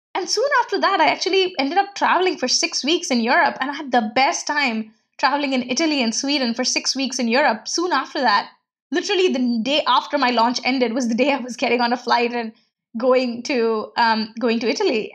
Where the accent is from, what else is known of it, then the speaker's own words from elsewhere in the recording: India; moved away; growing up in India and coming from a very middle class background